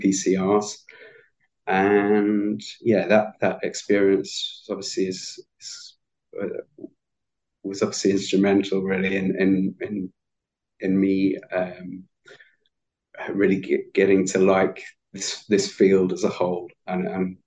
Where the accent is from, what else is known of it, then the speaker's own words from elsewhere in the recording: Manchester, North West England, United Kingdom; also born or lived in Leeds; I'm actually a Lancastrian, so I'm from Manchester